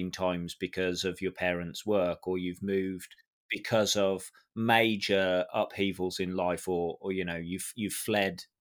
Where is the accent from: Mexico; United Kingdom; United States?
United Kingdom; Birmingham, West Midlands; accent: Birmingham; when I go home after a couple of weeks or a couple of days, even speaking with my family, my Birmingham accent comes back, and I sound